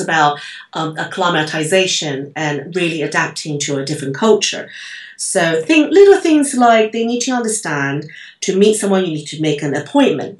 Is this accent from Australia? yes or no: no; Taiwan; I'm from Taiwan